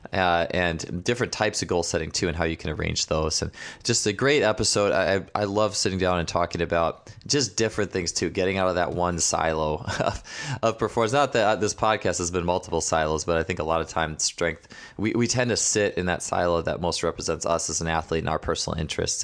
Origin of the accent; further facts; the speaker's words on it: Wisconsin, United States; We're actually both from Wisconsin